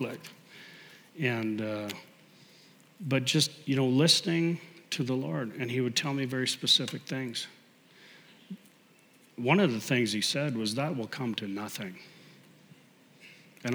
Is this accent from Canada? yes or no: yes; Canada; as a Canadian, I played a lot of hockey